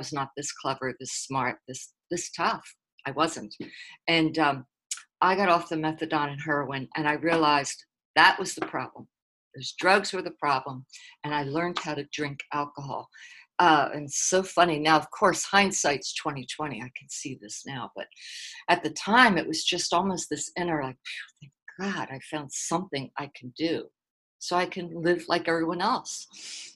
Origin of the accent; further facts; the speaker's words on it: Philadelphia, Pennsylvania, United States; now in Dallas, United States; I grew up on the East Coast. I grew up in a rough little neighborhood called South Philly